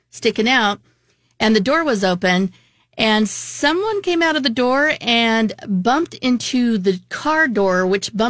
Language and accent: English; California, United States; I was born in California